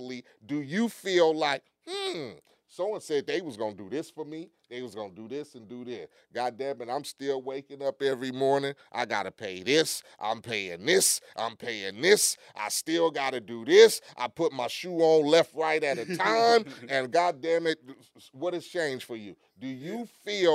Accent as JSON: {"language": "English", "town": "Compton", "region": "California", "country": "United States", "tie": "born or raised there", "said": "when I grew up in Compton"}